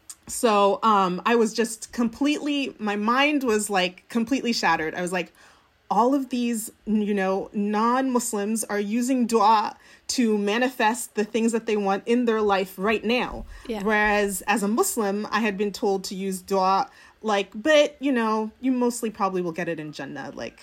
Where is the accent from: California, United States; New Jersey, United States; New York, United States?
California, United States; I think that for me, I grew up in the United States, in California, going to Sunday school.